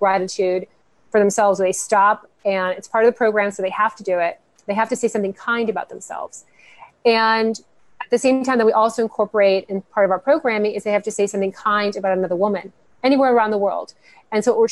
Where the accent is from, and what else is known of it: Miami, Florida, United States; born or raised there; moved away; also born or lived in North Carolina